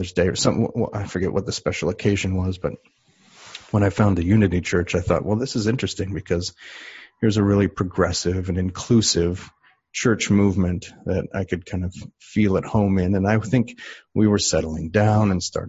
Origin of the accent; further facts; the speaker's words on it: Medford, Wisconsin, United States; I was raised in a small UCC, Congregationalist Church in Medford, Wisconsin